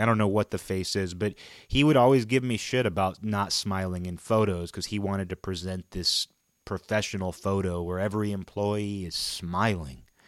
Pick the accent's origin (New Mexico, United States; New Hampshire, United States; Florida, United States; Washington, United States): Washington, United States; my hometown is the next town over from Nintendo headquarters